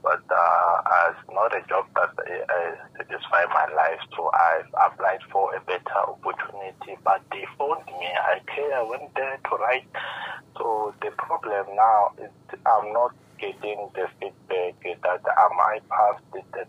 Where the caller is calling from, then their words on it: Tembisa, Gauteng, South Africa; I'm calling you from Gauteng in Tembisa.